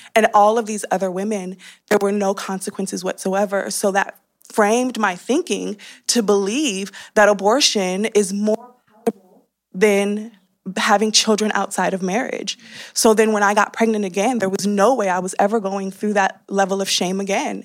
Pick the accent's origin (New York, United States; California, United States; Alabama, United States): California, United States; I, uh, grew up, born and raised in California